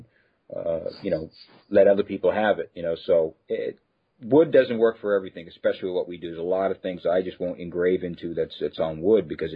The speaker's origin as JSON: {"language": "English", "region": "East Coast", "country": "United States", "moved": "yes", "lives_now": "West Coast, United States", "said": "I was from the East Coast."}